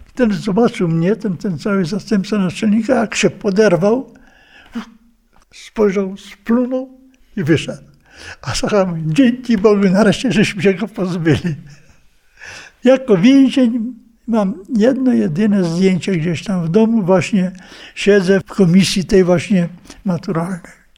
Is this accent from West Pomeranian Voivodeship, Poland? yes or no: no; Białystok region, Podlaskie Voivodeship, Poland; pochodzę tam z Białostoczyzny